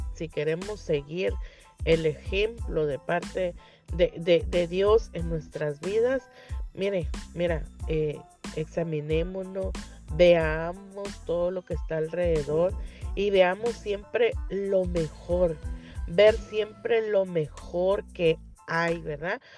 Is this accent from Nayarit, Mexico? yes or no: no; Tapachula, Chiapas, Mexico; now in Rosarito, Mexico; ahí en mi tierra, en mi sur, en mi Tapachula, bello, hermoso, mi Chiapas